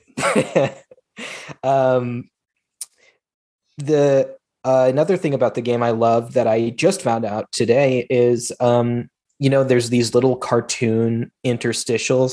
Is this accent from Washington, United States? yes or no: yes; Federal Way, Washington, United States; My hometown, Federal Way, Washington.